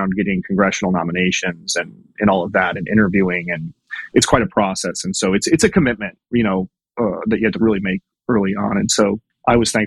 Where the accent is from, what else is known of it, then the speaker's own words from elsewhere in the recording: Kansas City, United States; moved away as an adult; also born or lived in West Point; I was born and raised in Kansas City.